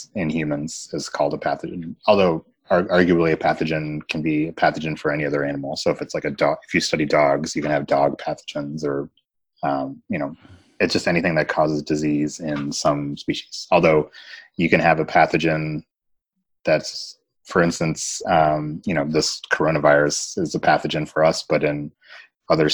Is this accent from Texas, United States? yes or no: no; Kentucky, United States; I grew up in Kentucky